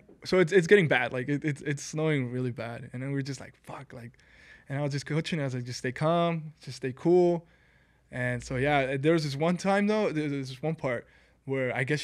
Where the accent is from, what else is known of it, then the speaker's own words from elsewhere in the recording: Southern California, United States; we're from Cali, you know, a couple of Cali people, SoCal Cali people